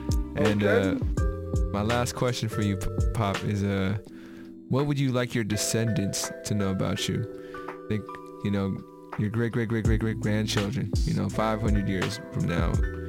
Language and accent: English; Philippines; You know, I'm Filipino, so there's meat in our diet, like crazy meat in our diet.